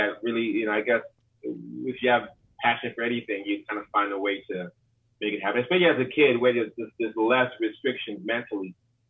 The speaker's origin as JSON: {"language": "English", "region": "New York", "country": "United States", "tie": "born or raised there", "said": "And, you know, I grew up there. I grew up in New York. You know, I grew up just everywhere. You know, just like traveled a lot as a kid."}